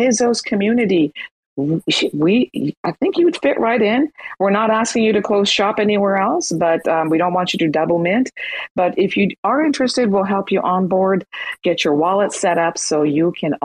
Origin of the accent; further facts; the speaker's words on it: Iran; now in United States; I'm from Iran, living in the States